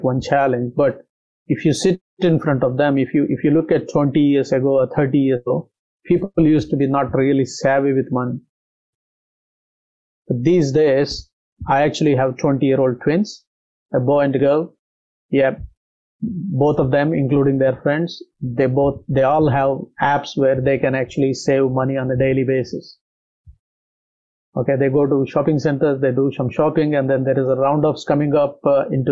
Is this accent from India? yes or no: yes; India; born or raised there; moved away as an adult; now in Australia